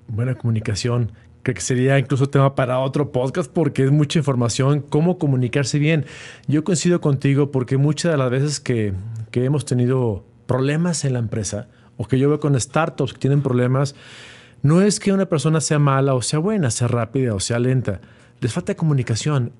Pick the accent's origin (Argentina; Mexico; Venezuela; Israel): Mexico; como mexicanos y latinoamericanos, vio una, una, capacidad para emprender porque ahora lo que producía China lo podemos hacer aquí en México